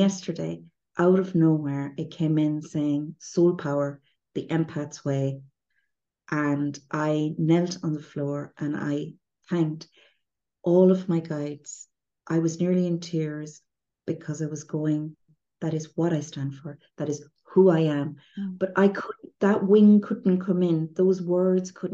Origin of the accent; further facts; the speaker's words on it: Ireland; I'm Irish